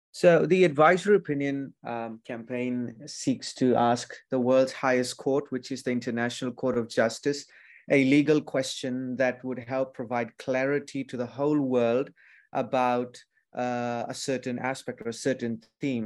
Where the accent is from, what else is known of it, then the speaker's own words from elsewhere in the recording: Fiji; I'm from Fiji